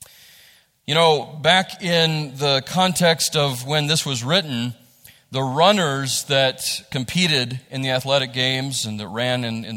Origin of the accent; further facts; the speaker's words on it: West Virginia, United States; this is what we grow up with, those of us who are from here